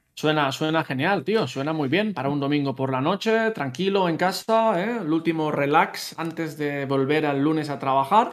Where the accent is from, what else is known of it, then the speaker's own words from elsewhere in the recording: Castellar del Vallès, Catalonia, Spain; moved away as an adult; now in Utrecht, Netherlands; yo soy de Castellar del Vallés, es un pueblecito que está muy cerca de Barcelona